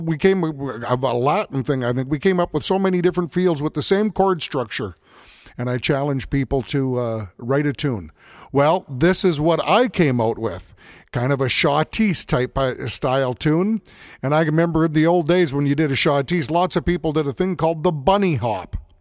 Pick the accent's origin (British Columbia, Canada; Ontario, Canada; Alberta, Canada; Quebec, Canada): Alberta, Canada; Edmonton; also born or lived in Morinville, Alberta; being born and raised in the Edmonton area